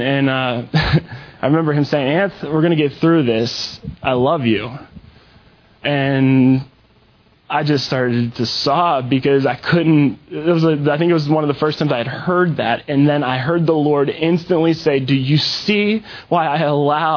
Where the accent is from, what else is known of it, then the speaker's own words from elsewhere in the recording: Western Pennsylvania, United States; moved away as an adult; now in Texas, United States; I'm from Pennsylvania, from Western PA. I moved to Texas